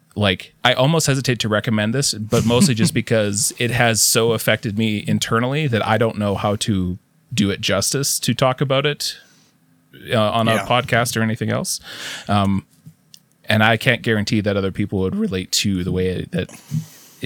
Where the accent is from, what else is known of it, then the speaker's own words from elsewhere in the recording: Canada; a Canadian of a certain age